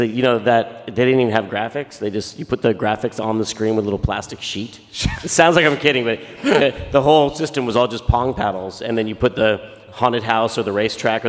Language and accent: English; Sonoma, California, United States; My hometown I grew up, it's called Sonoma